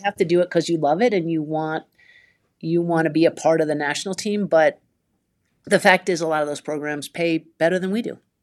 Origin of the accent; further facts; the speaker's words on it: Vermont, United States; I grew up in Vermont